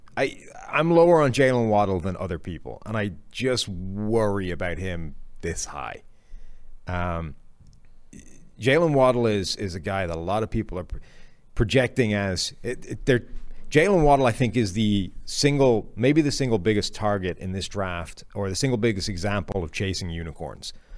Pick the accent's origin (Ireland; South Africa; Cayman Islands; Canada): Ireland; moved away; I apparently am dragging, like, basically all of Ireland with me.